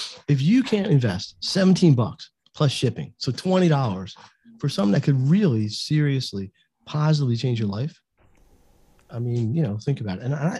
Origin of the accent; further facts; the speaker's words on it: Canada; Guess who? We're Canadian.